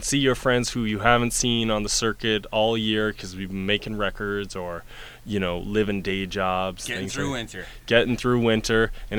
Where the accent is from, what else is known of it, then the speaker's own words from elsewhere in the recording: Sault Ste. Marie, Ontario, Canada; And, you know, I'm a kid from Sault Ste. Marie, and I had... I never heard anything like it